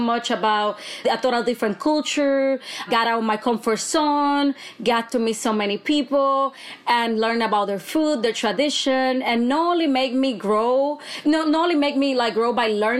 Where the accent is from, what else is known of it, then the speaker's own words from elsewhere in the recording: Bayamón, Puerto Rico; I actually was raised in Bayamón, Puerto Rico